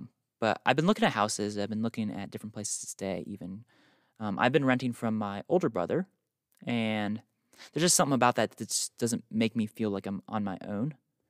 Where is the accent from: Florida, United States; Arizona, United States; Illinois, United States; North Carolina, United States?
North Carolina, United States; born there; also born or lived in New York; now in Utah, United States; I was born in North Carolina, moved to South Carolina, moved to New York, spent most of my life in New York, and then moved to Utah, as you guys know, almost a year ago.